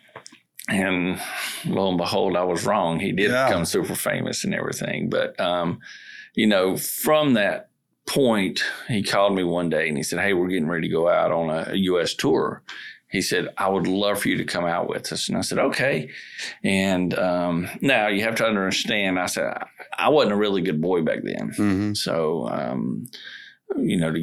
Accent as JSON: {"language": "English", "town": "Asheville", "region": "North Carolina", "country": "United States", "said": "I'm from a little city set in the Bola Mountains in Western North Carolina called Asheville, North Carolina"}